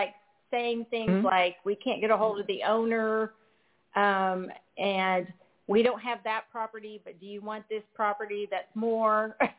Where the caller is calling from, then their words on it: Oklahoma, United States; This is … in Oklahoma.